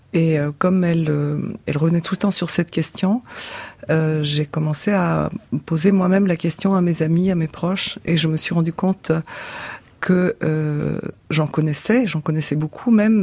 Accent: Bulgaria; moved away as an adult; j'ai quitté la Bulgarie à 30 ans

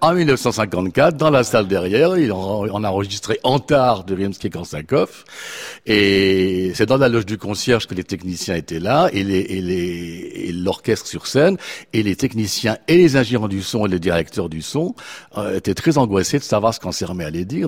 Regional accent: Geneva, Switzerland; moved away as an adult; also born or lived in Anjou/Poitou, France; now in France; je suis de Genève et, je suis très très heureux de revenir dans ma ville natale périodiquement

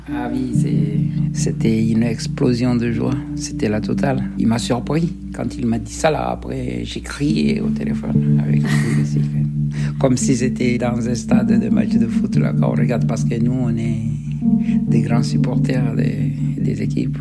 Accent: Comoros; now in France; Les Comores, oui. C'est mon pays d'origine. Je suis né là-bas.

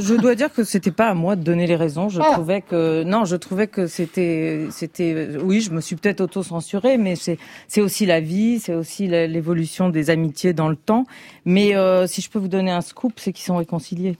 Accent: Paris, Île-de-France, France; je suis parisienne et en même temps, je suis d'origine géorgienne

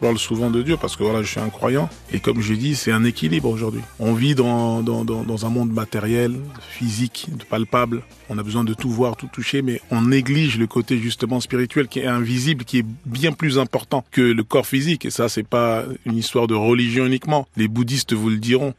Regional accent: France; also born or lived in Congo; Je suis venu, j'avais deux ans et demi. Mes plus vieux souvenirs, c'est la France, c'est la maternelle

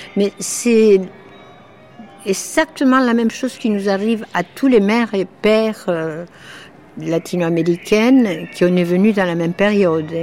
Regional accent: Uruguay; French is a second language; now in Paris, France; je viens de l'autre côté, de l'autre rive du tango, je viens de l'Uruguay

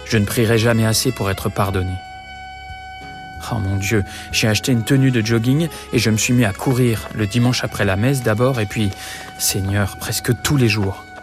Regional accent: Poland; Moi, je suis polonais, marié avec une calabraise.

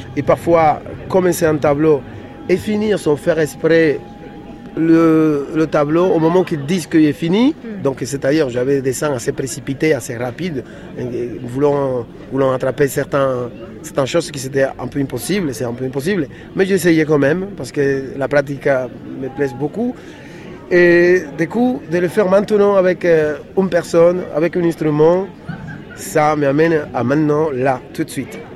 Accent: Dominican Republic; moved away; je viens d'une ville de République dominicaine où il y a des bruits constants

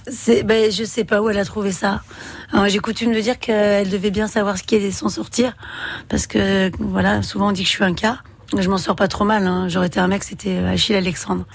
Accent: Valenciennes, Hauts-de-France, France; now in Saint-Sébastien-sur-Loire, France; Je suis une ch'ti, je suis née euh, en 74 à Valenciennes

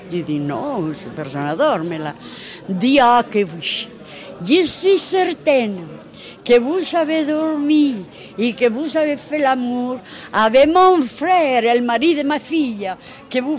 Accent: Spain; moved away as an adult; now in France; je suis venue d'Espagne directement ici. J'ai passé les Pyrénées à pied avec ma fille de 4 ans. Je suis venue directement ici.

